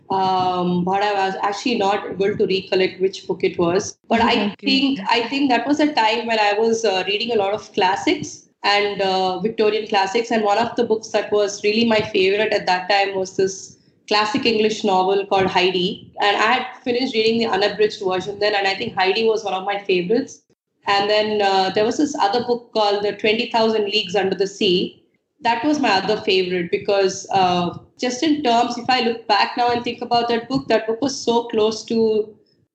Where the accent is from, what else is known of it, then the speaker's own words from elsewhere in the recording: Hyderabad, Telangana, India; also born or lived in Trinidad; I'm from Hyderabad